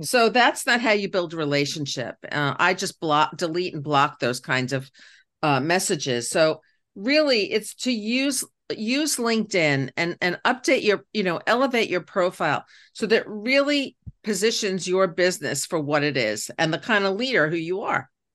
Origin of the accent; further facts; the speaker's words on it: New York City, New York, United States; I became the first girl in my Queens neighborhood, 'cause I'm from Queens, New York, to have her own paper route